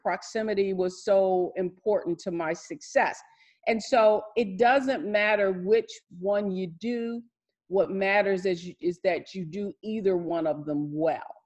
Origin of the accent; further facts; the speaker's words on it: Detroit, Michigan, United States; I'm from Detroit, Motown, and uh, my family, of course, being from the from Detroit, was in the plants and the auto factories. We lived a great middle class life